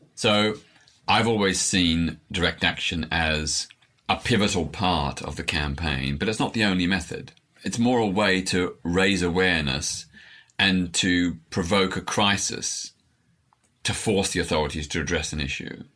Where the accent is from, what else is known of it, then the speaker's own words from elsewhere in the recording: Melbourne, Victoria, Australia; I was born in Melbourne, Australia in 1952, so just seven years after the end of the Second World War.